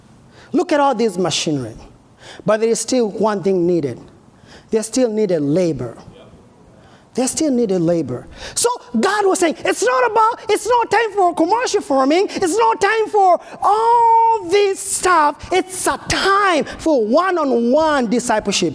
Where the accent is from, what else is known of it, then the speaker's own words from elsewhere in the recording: Kenya; now in United States; I'm from Africa, from Kenya